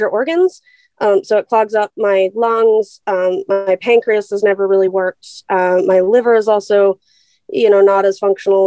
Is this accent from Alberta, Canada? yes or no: no; Vancouver, British Columbia, Canada; So I'm from the West Coast. I was born and raised in Vancouver, BC.